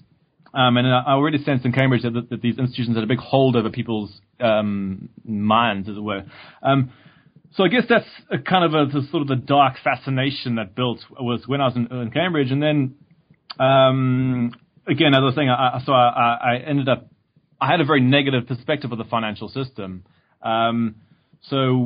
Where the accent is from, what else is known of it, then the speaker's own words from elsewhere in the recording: South Africa; moved away as an adult; I grew up in South Africa